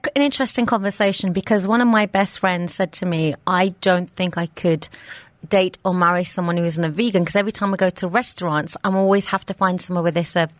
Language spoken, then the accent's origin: English; England, United Kingdom; I grew up eating fish and chips, even though I'm Indian, grew up in England.